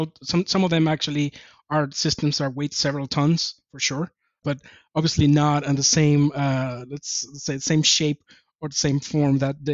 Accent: Japan; I came from Japan at the time.

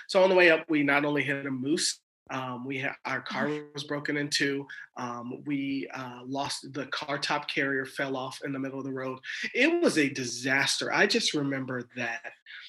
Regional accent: Germany; born there; also born or lived in Georgia, United States / Alaska, United States; my dad was in the military, and I lived all over the world. I was born in Germany. Everybody else in my family was born in Los Angeles. And so I moved to Alaska when I was 12.

